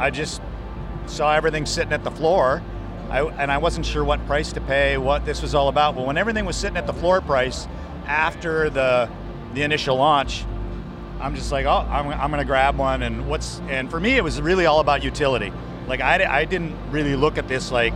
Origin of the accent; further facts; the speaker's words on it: Minneapolis, Minnesota, United States; here in the hometown, in my hometown